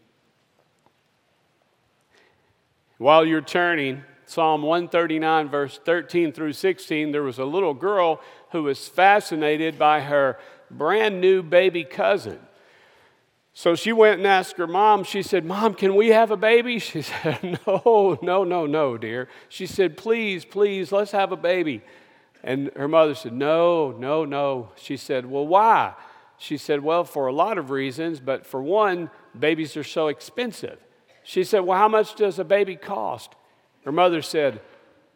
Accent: Kentucky, United States; moved away; I was born and raised in Kentucky, where we were raised on mutton and burgoo.

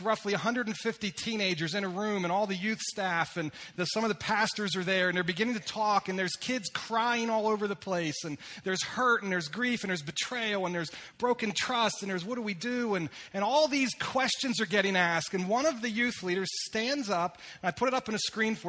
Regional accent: Lititz, Pennsylvania, United States; also born or lived in upstate New York; I was born and raised in Lititz, Pennsylvania

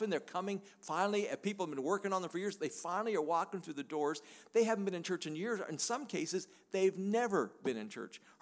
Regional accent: Canada; I'm a Canadian

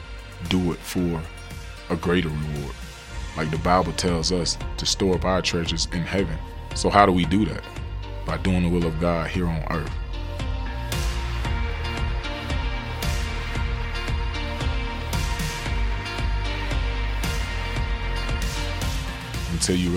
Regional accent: Pahokee, Florida, United States; born or raised there

